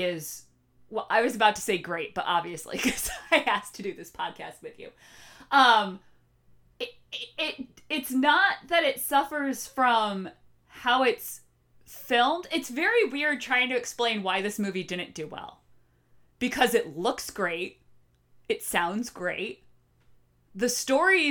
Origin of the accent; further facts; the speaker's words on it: Norwalk, United States; now in Boston, United States; I loved my hometown, Norwalk